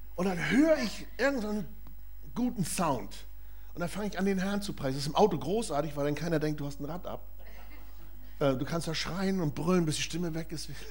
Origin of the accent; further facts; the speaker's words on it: Germany; Wir als Deutsche